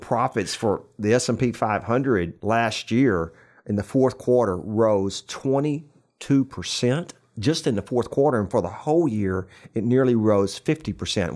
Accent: New Braunfels, Texas, United States; right here, in my hometown of New Braunfels

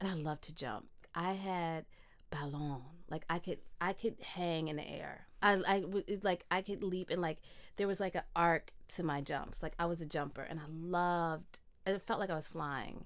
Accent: Midwest, United States; moved away; I grew up in the Midwest

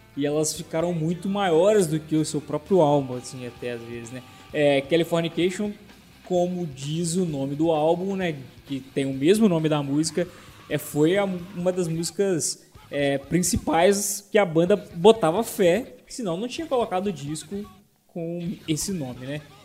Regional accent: Minas Gerais, Brazil; now in Brasília, Brazil; eu também sou mineiro

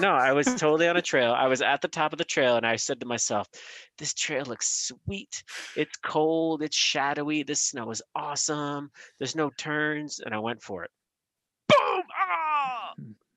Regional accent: Albany, New York, United States; moved away; also born or lived in New Hampshire; my friend from Boston, who I grew up with in Albany

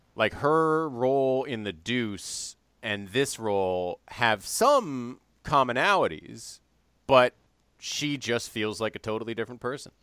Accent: Evanston, Illinois, United States; went to Northwestern, which, of course, is in my hometown

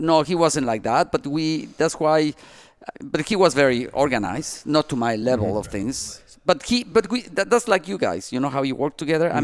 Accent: Mexico; also born or lived in Asturias, Spain (ancestry); now in Miami, United States; we were born in Mexico.

